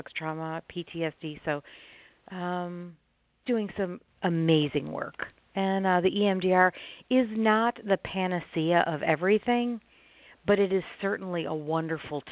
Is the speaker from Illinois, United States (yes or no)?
yes; Chicago, Illinois, United States; now in Arkansas, United States; I live in Arkansas. I'm originally from the Chicago area, but I live in Arkansas.